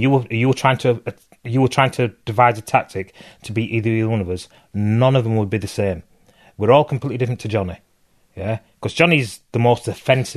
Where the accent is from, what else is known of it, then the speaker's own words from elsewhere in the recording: Bradford, Yorkshire and the Humber, United Kingdom; I grew up in Bradford, which is West Yorkshire, next to Leeds